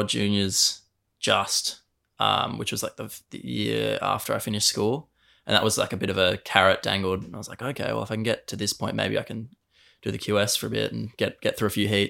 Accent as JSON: {"language": "English", "town": "Burleigh Heads", "region": "Queensland", "country": "Australia", "said": "obviously. I'm from Burley and I surf, I guess."}